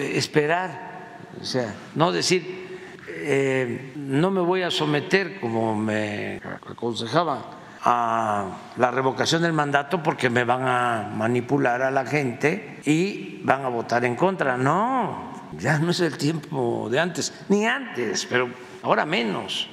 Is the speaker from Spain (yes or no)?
no; Mexico; nuestra identidad como mexicanos